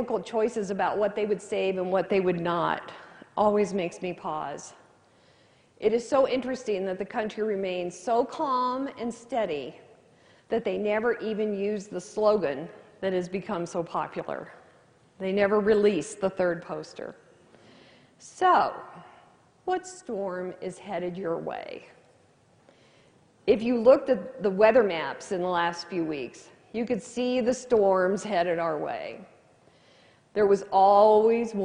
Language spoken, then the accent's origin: English; California, United States; moved away; also born or lived in Missouri; I grew up in California. I never watched the weather until I moved to Missouri.